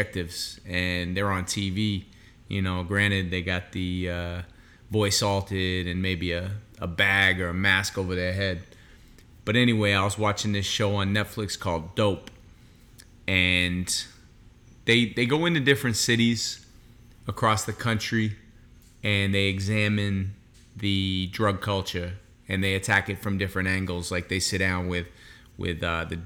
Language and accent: English; Boston, Massachusetts, United States; I'm from Boston